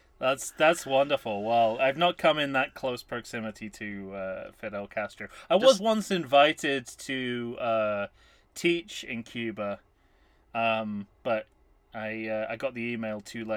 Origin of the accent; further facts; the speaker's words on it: United Kingdom; I'm British